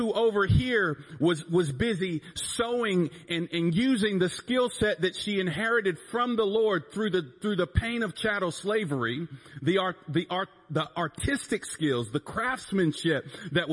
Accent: North Carolina, United States; I'm from North Carolina. I was born that way. I was born over there where people sound like this.

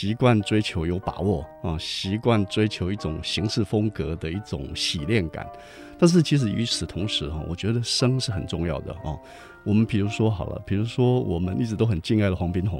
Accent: Taiwan; 但是事实上我们老家那条路是以前挑硫磺，还有挑地瓜

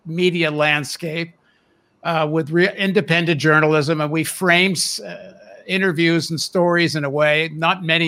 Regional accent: Canada; also born or lived in United States; I grew up in Canada, but I'm a dual citizen

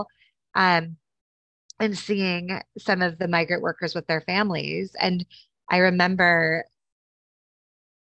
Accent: Wisconsin, United States; I grew up in Wisconsin in a small town, and predominantly farmers

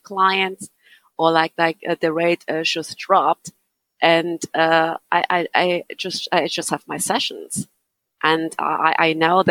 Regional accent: Berlin, Germany; English is a second language; now in Ireland; I grew up in East Berlin

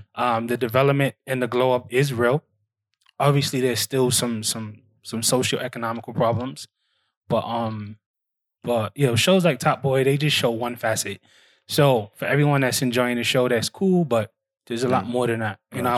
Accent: Bed-Stuy, New York, United States; to Bed-Stuy to my ends where I grew up, my area. That's a tough area. You know what I'm saying? So I grew up on Atlantic Avenue in Kingston. And it's right off Fulton Street, Herkimer, all that. And it's a tough neighborhood.

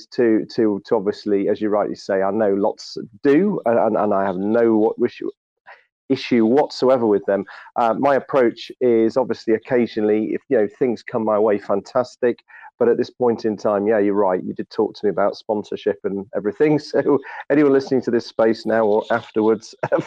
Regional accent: United Kingdom; I'm being British

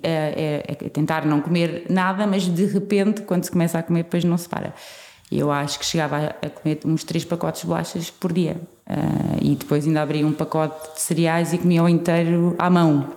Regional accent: Portugal; somos portugueses

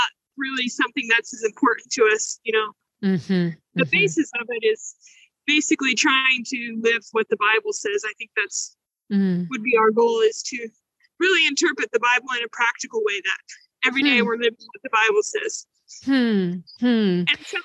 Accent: South Louisiana, United States; moved away as an adult; now in Port-au-Prince, Haiti; I grew up in South Louisiana

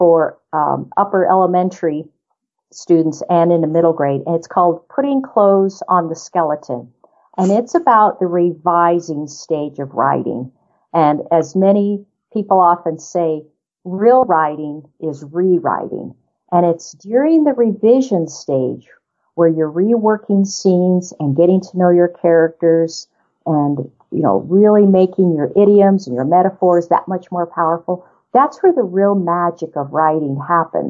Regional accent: New Mexico, United States; also born or lived in southern Colorado; now in Colorado, United States; I grew up in New Mexico, and as did most of my family, in fact, and I now live in southern Colorado

